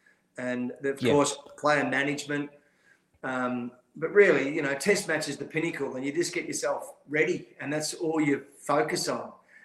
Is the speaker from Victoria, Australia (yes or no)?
no; Queensland, Australia; I'm a Queenslander, so I'm a fan of Michael Nessa.